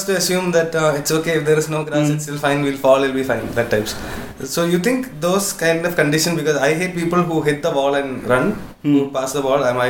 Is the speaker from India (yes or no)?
yes; Kerala, India; I'm from Kerala.